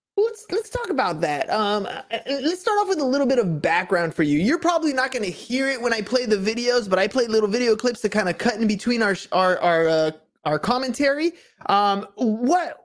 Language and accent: English; San Diego, California, United States; I'm from San Diego